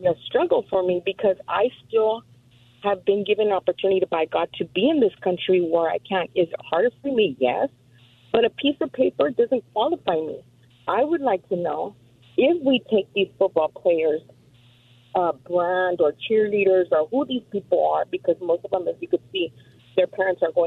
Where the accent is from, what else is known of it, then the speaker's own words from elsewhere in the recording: Mexico; now in Chino, United States; I am from Mexico